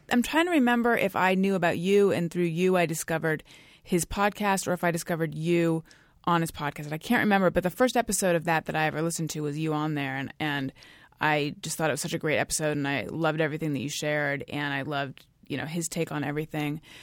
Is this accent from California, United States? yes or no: yes; Orange County, California, United States; also born or lived in New York; now in California, United States; I grew up in Orange County, California, which is also where Gary grew up.